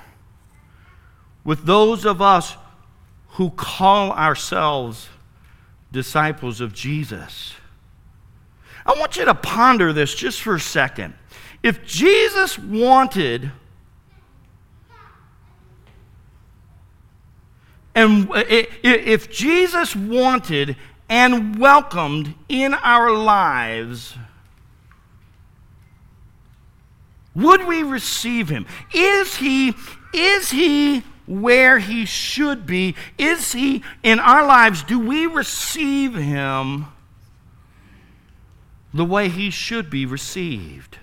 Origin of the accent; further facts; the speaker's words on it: Wooster, Ohio, United States; Worcester, Ohio. That's my hometown